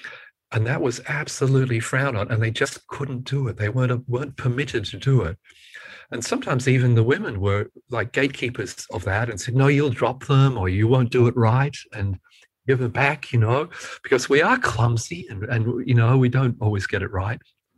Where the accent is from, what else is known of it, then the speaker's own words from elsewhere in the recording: United Kingdom; born there; And I was born in Britain, in the UK